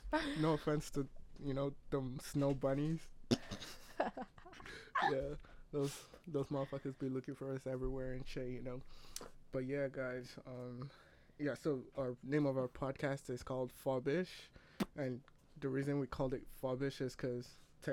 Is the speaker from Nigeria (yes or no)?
yes; Nigeria; now in Canada; I'm Nigerian. I'm not a citizen yet, but hopefully, if Canada like has pity on me and like decides to give me, I wouldn't reject it.